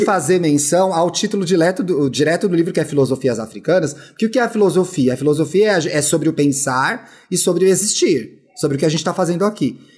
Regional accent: Brazil; a gente, enquanto brasileiro

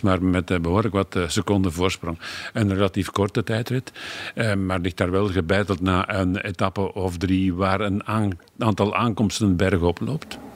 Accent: Flanders, Belgium; als Vlaming

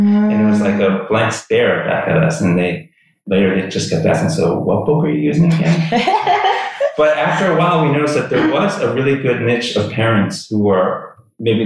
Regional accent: United States; moved away as an adult; also born or lived in New York / New Jersey; now in Taipei, Taiwan; I was born and raised in New York, New Jersey, and I spent my whole life in those two states up until, I guess it's almost 6 years now

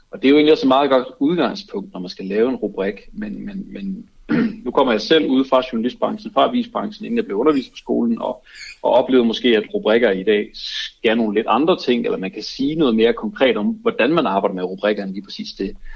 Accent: Aarhus, Central Denmark Region, Denmark; Jeg er også fra Aarhus.

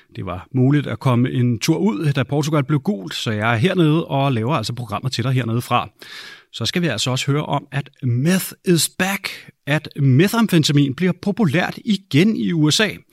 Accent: Denmark; hjemme i Danmark

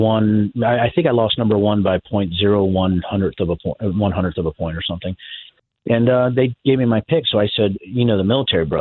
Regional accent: Virginia, United States; moved away; I was originally from Virginia, my dad was an electrician at the University of Virginia

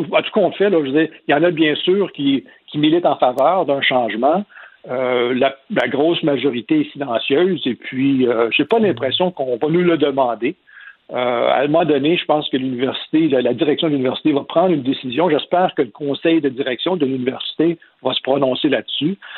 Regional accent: Quebec, Canada; en tant que Québécois, que Canadien français

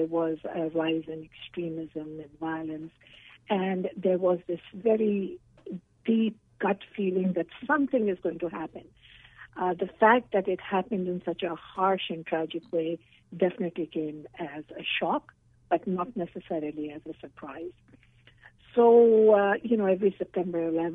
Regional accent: Pakistan; now in Canada; I was born in Pakistan

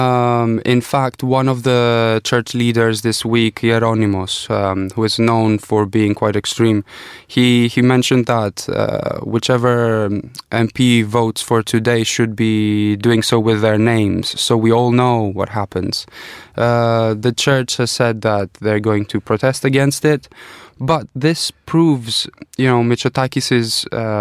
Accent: Greece; moved away; growing up in Greece

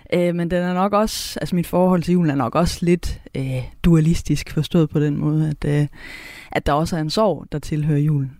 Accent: Southern Jutland, Southern Denmark, Denmark; accent: Southern Jutlandic; first language Southern Jutlandic; der, hvor jeg kommer fra, der, der, der har vi mange ord for mange ting på sønderjysk

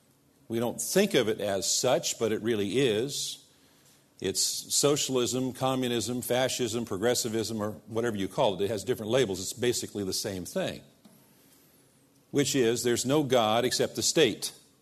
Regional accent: United States; they knew I was from America.

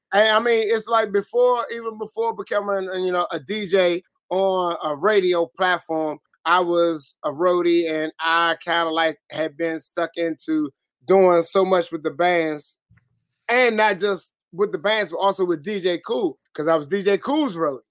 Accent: Washington, District of Columbia, United States; from Southeast too. Southeast DC, Congress Park boy

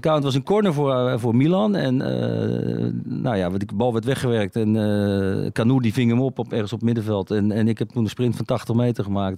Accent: Netherlands; Ik ben Nederlander

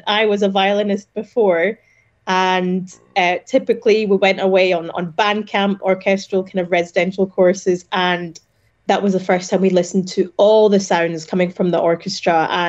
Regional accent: Scotland, United Kingdom; accent: Scottish; We come from Egypt originally, but very much Scottish in our accents and in our hearts too.

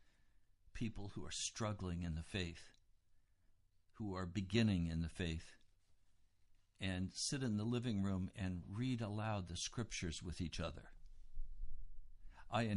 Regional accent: United States; as an American

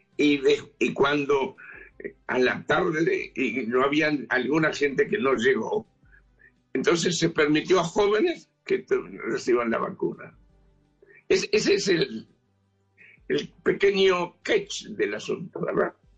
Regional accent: Uruguay; now in Israel; En el Uruguay, yo, yo soy uruguayo

